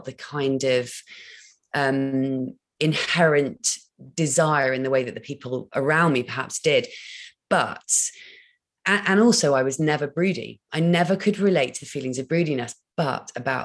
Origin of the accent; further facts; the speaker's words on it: Dorset, South West England, United Kingdom; moved away; I'm born and bred in Dorset